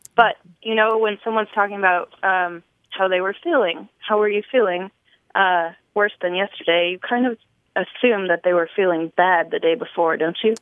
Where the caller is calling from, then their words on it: Nashville, Tennessee, United States; I'm calling from Nashville, Tennessee